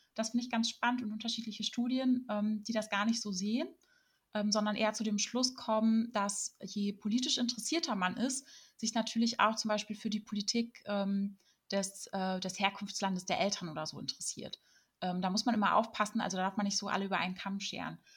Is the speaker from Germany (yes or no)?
yes; Germany; wir Deutsche